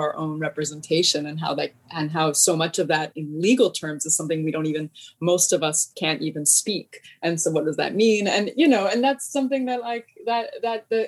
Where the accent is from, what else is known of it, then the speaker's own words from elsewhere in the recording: Los Angeles, California, United States; I grew up in Los Angeles